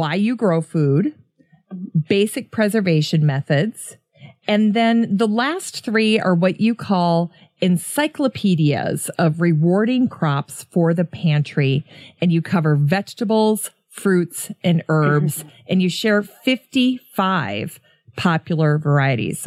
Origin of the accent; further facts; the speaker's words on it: Minnesota, United States; as a Minnesota girl